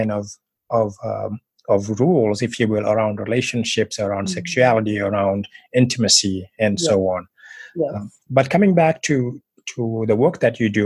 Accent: Senegal; moved away; also born or lived in Mauritania; I also was born and raised in West Africa, particularly born in Mauritania, raised in Senegal for the most part

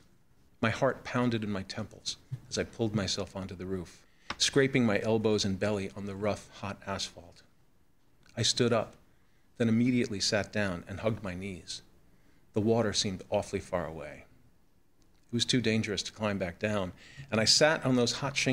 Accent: New York City, New York, United States; I grew up in New York City's borough of Queens, surrounded by water, in an island town called Broad Channel.

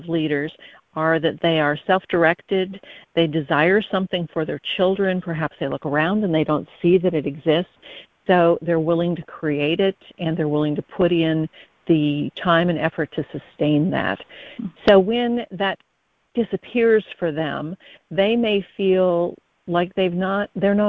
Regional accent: Midwest, United States; now in Harrisburg, North Carolina, United States; I was born in the Midwest, so I'm a transplant

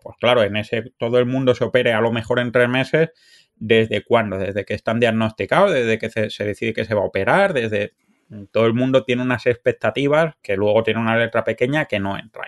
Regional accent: Cádiar, Andalusia, Spain; moved away as an adult; also born or lived in France; now in Canada; mi, familia es de un pueblo de la Alpujarra Granadina que se llama Cadiar

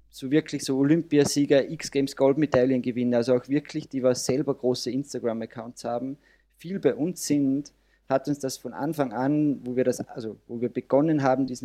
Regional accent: Salzburg, Austria; Ich komme aus Carbon, aus dem wunderschönen Salzburger Land in Österreich.

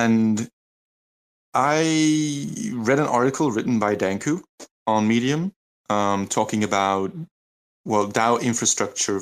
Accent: Leuven, Flanders, Belgium; my hometown in Leuven in Belgium

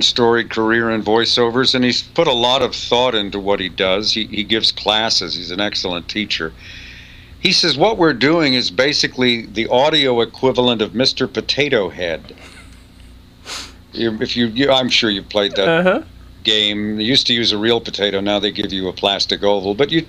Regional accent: England, United Kingdom; born there; Also, my mother's English. I was born in England.

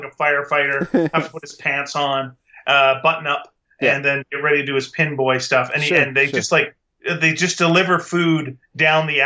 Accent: Canada; as a Canadian

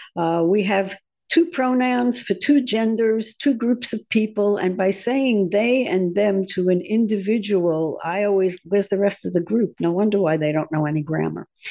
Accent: New York, United States; because I'm from New York

